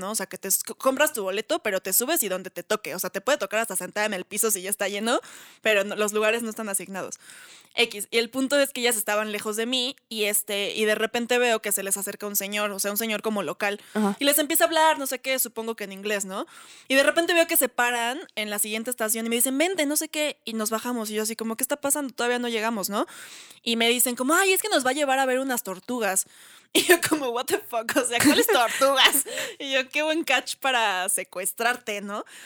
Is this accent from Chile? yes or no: no; Mexico City, Mexico; yo que soy chilanga.